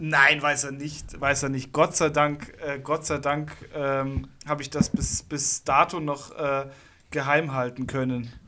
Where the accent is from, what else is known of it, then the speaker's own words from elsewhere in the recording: Munich, Bavaria, Germany; als Münchner, als Münchner Hipster